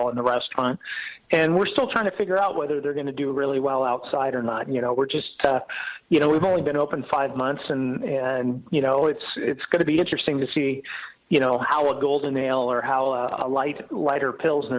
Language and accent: English; Walnut Creek, California, United States; moved away as an adult; also born or lived in San Diego; now in Atlanta, United States; I'm actually a Bay Area guy. I grew up in Walnut Creek